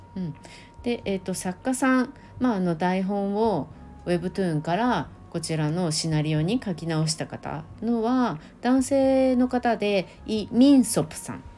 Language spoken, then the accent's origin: Japanese; Japan; 運よく日本に生まれただけ